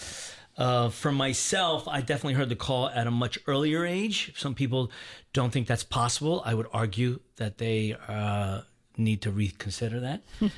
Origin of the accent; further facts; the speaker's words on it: Baltimore, Maryland, United States; So I was born and raised in Baltimore, Maryland, outside of Baltimore, Maryland, big family of eight.